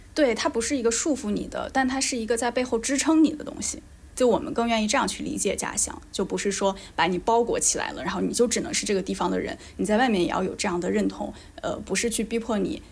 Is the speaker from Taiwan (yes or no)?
no; Northeast China, China; accent: Northeastern dialect; moved away as an adult; now in United Kingdom; 我这二十几年的成长伴随着东北的没落，我依然热爱它，热爱这片土地和土生土长的人